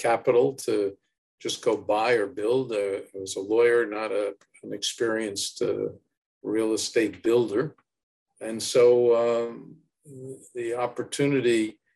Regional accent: Newark, New Jersey, United States; I was born in Newark, born at the Beth

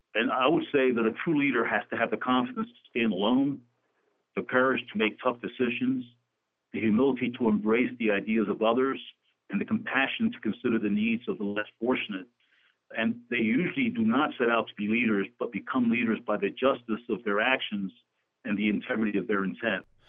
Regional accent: Camden, New Jersey, United States; also born or lived in Puerto Rico; I was born in Puerto Rico, but I grew up in the city of Camden, New Jersey

